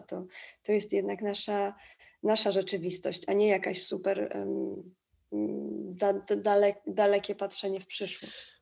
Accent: Tricity, Pomeranian Voivodeship, Poland; now in Warsaw, Poland; Ja akurat stamtąd jestem, z Trójmiasta e, i ten krajobraz taki przemysłowy i w ogóle ten przemysł był tam obecny w moim życiu zawsze, od zawsze, bo tam się wychowałam.

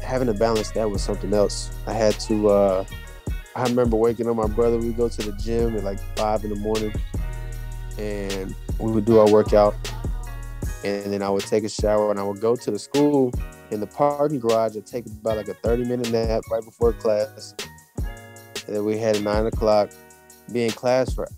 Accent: Killeen, Texas, United States; also born or lived in El Paso, Texas / Germany; now in Houston, United States; go to school in my hometown in Killeen.

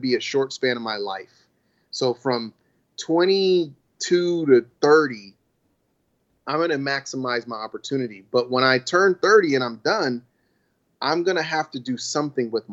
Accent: Virginia, United States; we grew up in Virginia.

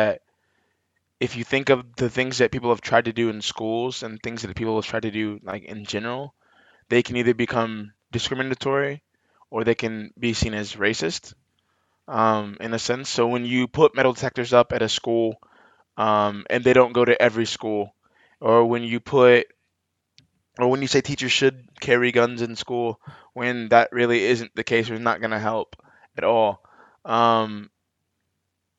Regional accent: Texas, United States; I live in Texas. Well, I'm also from Texas

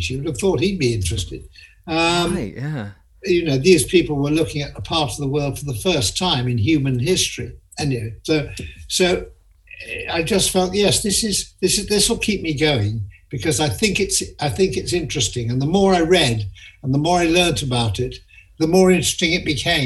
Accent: Sheffield, Yorkshire and the Humber, United Kingdom; when I was growing up in Sheffield

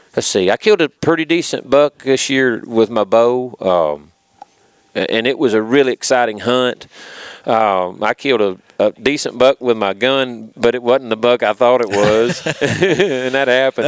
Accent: Pickwick Dam, Hardin County, Tennessee, United States; I grew up up around Pickwick Dam, so I've fished all my life

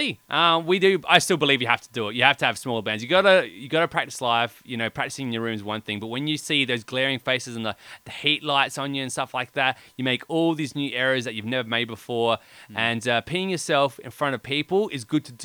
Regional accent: Australia; we're Australian

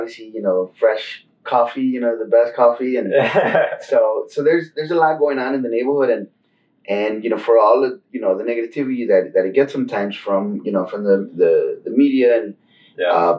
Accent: Chicago, Illinois, United States; I was born and raised in Back of the Yards.

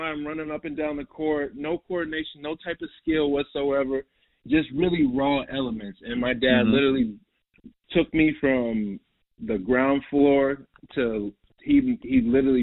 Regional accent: Minnesota, United States; moved away as an adult; also born or lived in Queens, New York / Manhattan, New York / New Jersey; So I was born in New York, bro, and I grew up in New York till I was about 10. And then I moved to Minnesota till I was from 10 to like 18

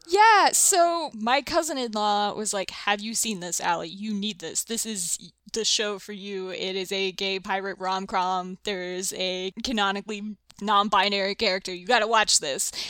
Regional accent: the South, United States; I'm from the South, from a bunch of, like, dysfunctional, oversharing weirdos

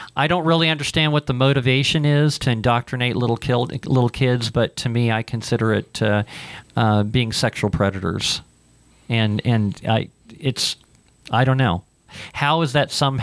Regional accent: Ohio, United States; moved away; I grew up in Ohio

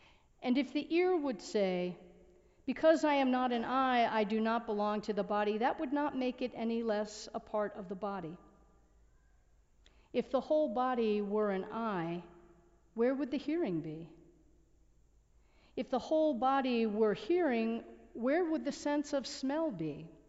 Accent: United States; growing up in the United States, if this is your country of origin, I can't tell you that I constructed barriers, but I can tell you that I breathed the air that contained barriers.

